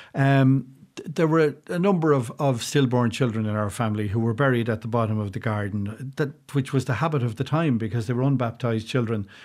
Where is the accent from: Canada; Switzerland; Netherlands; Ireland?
Ireland; South Kildare, Leinster; moved away as an adult; now in County Carlow, Ireland; I grew up in South Kildare and, and lived there for most of my life before moving way across the border into County Carlow